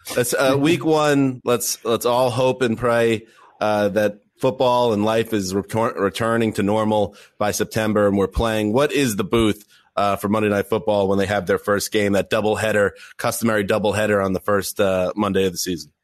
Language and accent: English; Northeast, United States; Mike and the Mad Dog were so important uh, growing up in the Northeast to us